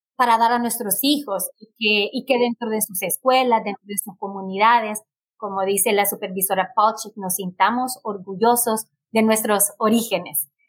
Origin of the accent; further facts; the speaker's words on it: Honduras; now in United States; yo soy de Honduras, orgullosamente catracha